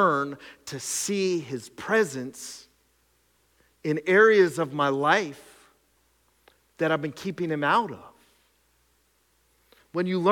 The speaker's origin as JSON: {"language": "English", "area": "the Skook", "region": "Pennsylvania", "country": "United States", "tie": "born or raised there", "said": "I grew up in the Skook"}